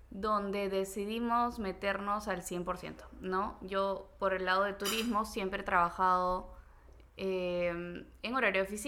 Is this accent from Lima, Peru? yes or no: yes; Lima, Peru; soy de Lima